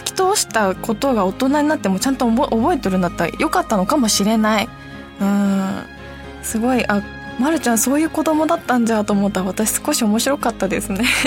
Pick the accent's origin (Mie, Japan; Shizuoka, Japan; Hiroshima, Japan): Hiroshima, Japan; 私の頃はね地元広島